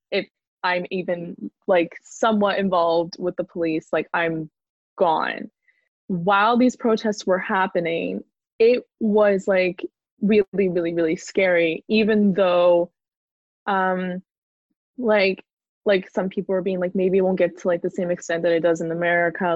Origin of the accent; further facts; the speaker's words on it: Canada; moved away as an adult; now in Brighton, United Kingdom; I'm Canadian. So I'm here on a student visa